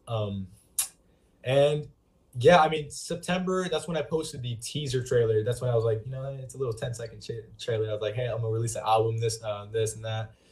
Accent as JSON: {"language": "English", "town": "Lemoore", "region": "California", "country": "United States", "tie": "born or raised there", "said": "downtown Lemoore, my hometown"}